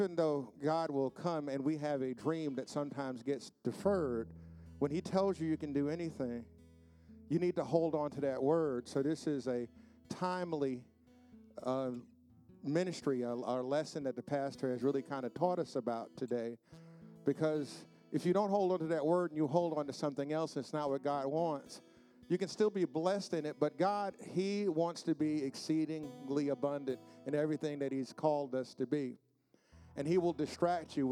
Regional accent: New York City, New York, United States; also born or lived in South Bronx, New York / Queens, New York; growing up where I grew up, that something like that would not happen. And I remember we moved from the South Bronx to Queens

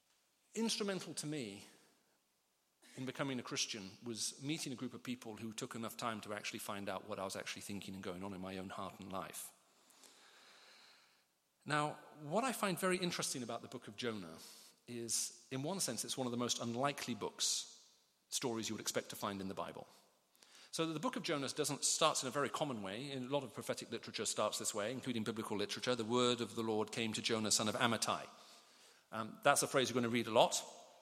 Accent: Riyadh, Riyadh Province, Saudi Arabia; also born or lived in United Kingdom; I spent most of my childhood growing up in the Middle East. I have mixed parentage. I was born here in the UK. We moved off to the Middle East in the 70s when I was very, very small.

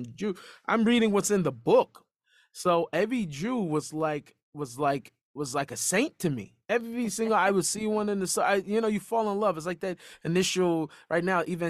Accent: United States; I grew up in a Jewish neighborhood, I grew up

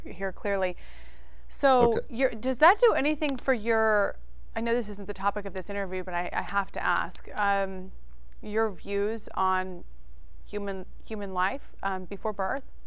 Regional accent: Idaho, United States; I am from Idaho

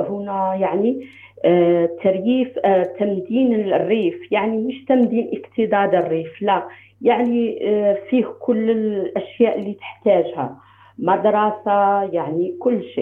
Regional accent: Algeria; now in United States; انا جزائريه

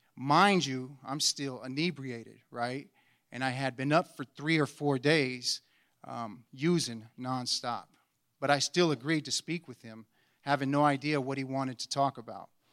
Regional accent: Anchorage, Alaska, United States; I was born and raised here in Anchorage, Alaska

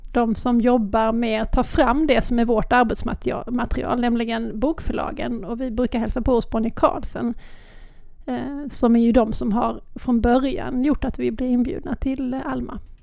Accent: Lund, Skåne, Sweden; accent: Lund Scanian; Jag har lundaskånskan

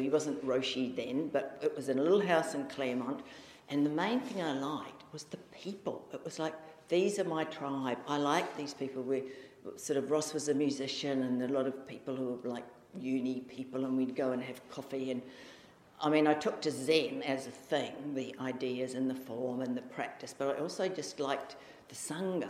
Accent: Auckland, New Zealand; also born or lived in Australia; now in Perth, Australia; I came from Auckland, and my family were very creative

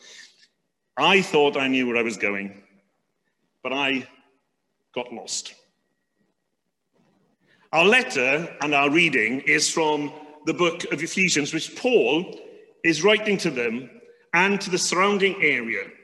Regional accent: United Kingdom; being British

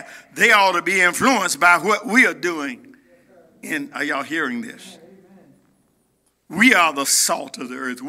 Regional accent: United States; as an American

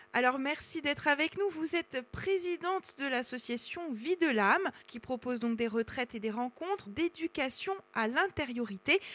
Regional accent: Corsica, France; chez nous en Corse à Aléria

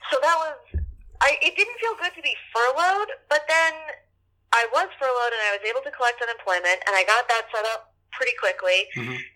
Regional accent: New Orleans, Louisiana, United States; moved away; we're friends from New Orleans from high school.

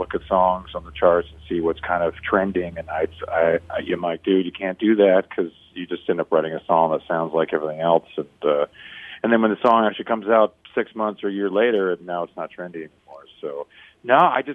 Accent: Vancouver, British Columbia, Canada; I'm from Vancouver

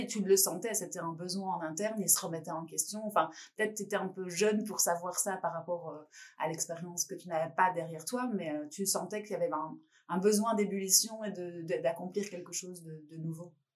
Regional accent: France; en tant que Française

